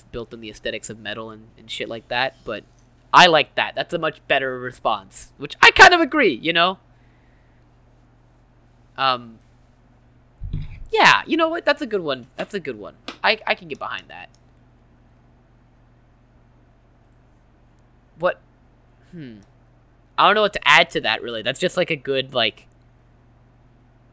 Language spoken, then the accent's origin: English; United States; as an American